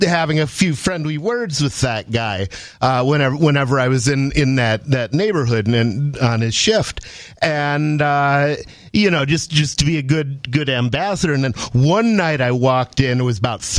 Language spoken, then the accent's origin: English; Ann Arbor, Michigan, United States; I grew up in Ann Arbor, Michigan